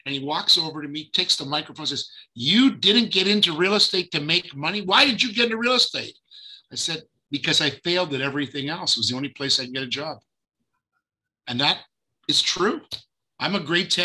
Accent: Fergus, Ontario, Canada; also born or lived in Israel; now in Toronto, Canada; Toronto, born in Fergus, Ontario

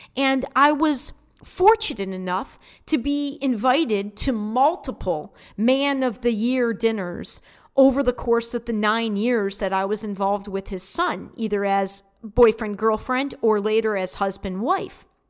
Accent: Detroit, Michigan, United States; I was brought up in Detroit and born in Detroit

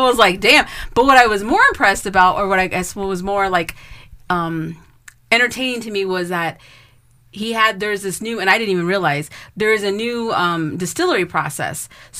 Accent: United States; I wasn't born in Mexico. I was born in the United States, but I'm not like my grandparents are from Mexico.

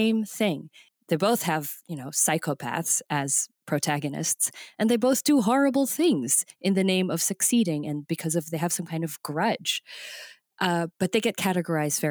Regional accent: United States; my very first job growing up in America was as a bookseller at Barnes & Noble

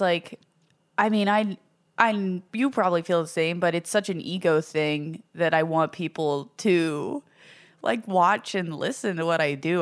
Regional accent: Ho-Ho-Kus, New Jersey, United States; I'm from Hohokus

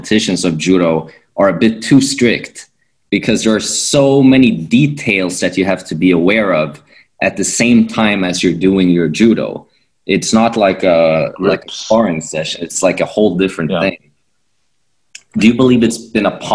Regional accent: Sweden; I'm from Sweden and this is where I've grown up doing judo

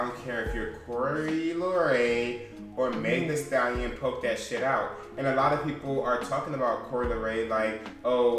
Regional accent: Atlanta, Georgia, United States; also born or lived in Baltimore, Maryland; I grew up in Atlanta. Yeah, I was born. I've been in Atlanta since I was two.

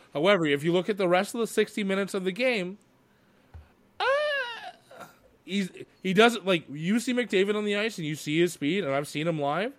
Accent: Canada; growing up in Canada

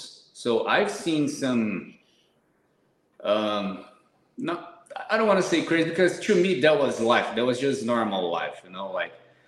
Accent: São Paulo, Brazil; English is a second language; moved away as an adult; now in Portugal; I'm from Brazil, São Paulo, big city.

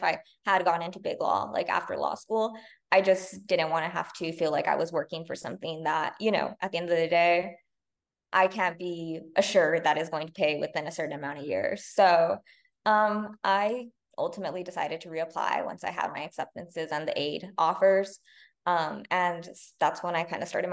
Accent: La Puente, California, United States; I'm from La Punta, California, which is a pretty small town in LA County, like very outskirts of LA County.

